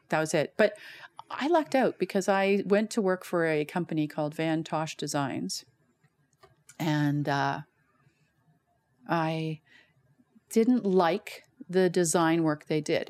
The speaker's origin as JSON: {"language": "English", "town": "Guelph", "region": "Ontario", "country": "Canada", "tie": "born or raised there", "moved": "yes", "lives_now": "Calgary, Canada", "said": "born and raised in Guelph, Ontario."}